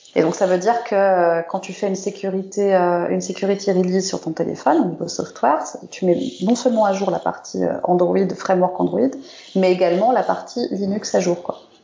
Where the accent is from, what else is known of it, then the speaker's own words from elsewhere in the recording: France; je suis française